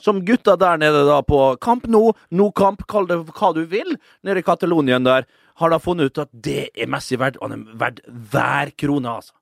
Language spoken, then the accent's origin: Norwegian; Vestnes, Møre og Romsdal, Norway; moved away; på gutterommet hjemme på Vestnes.